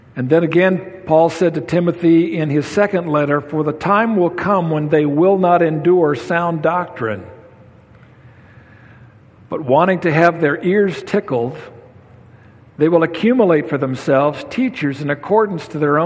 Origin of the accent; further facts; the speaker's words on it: Sunnyside, Washington, United States; In the church I was raised in Sunnyside, Washington